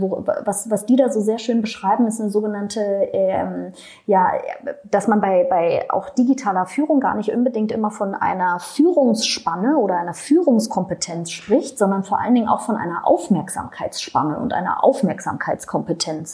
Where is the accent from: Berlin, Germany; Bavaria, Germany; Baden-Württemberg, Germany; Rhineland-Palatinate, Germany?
Berlin, Germany; ich komme aus Berlin, das rutscht dann so raus